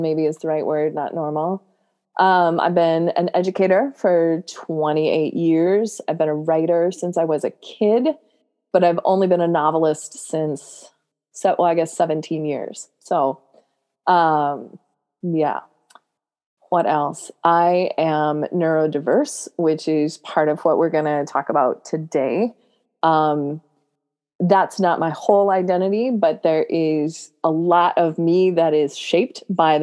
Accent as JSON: {"language": "English", "region": "Nebraska", "country": "United States", "tie": "born or raised there", "moved": "yes", "lives_now": "Minnesota, United States", "said": "I grew up in Nebraska. So I did not grow up here"}